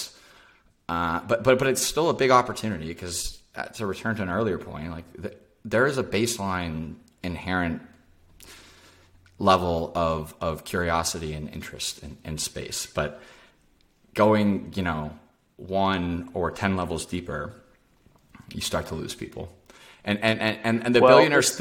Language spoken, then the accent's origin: English; Dallas, Texas, United States; now in Austin, United States; I grew up in Dallas